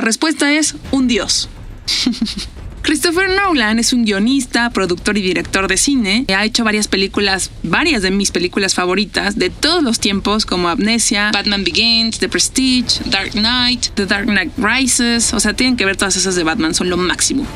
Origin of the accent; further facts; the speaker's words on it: Mexico; soy de México